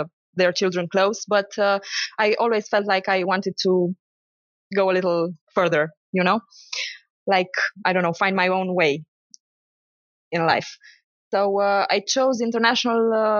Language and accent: English; Romania; also born or lived in Sibiu; I grew up in Romania